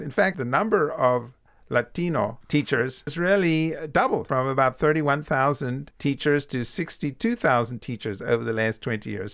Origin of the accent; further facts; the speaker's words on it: South Africa; moved away; I'm from South Africa